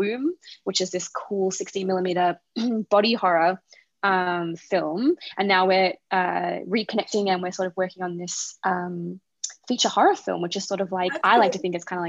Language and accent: English; Gippsland, Victoria, Australia; I grew up in a place called Gippsland